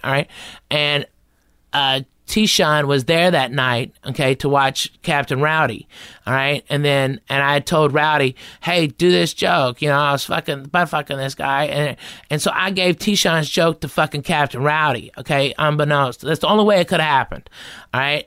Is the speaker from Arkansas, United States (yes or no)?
yes; Arkansas, United States; accent: Southern; moved away as an adult; also born or lived in Tennessee / Texas / Los Angeles; I was born in Tennessee, raised up in Arkansas, and I moved to Texas when I was eighteen, so, I mean, I'm Southern as it gets